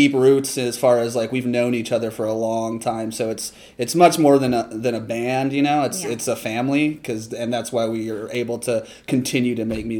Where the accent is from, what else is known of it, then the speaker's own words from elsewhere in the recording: Arizona, United States; also born or lived in Trinidad and Tobago; I mean, I'm not from Arizona. I was actually born in Trinidad and Tobago in the Caribbean. I moved here when I was young, though, so I basically claim AZ as my home state.